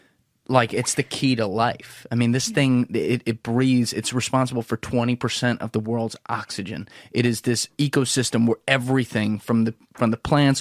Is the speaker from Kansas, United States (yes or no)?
no; New Jersey, United States; I'm from Jersey.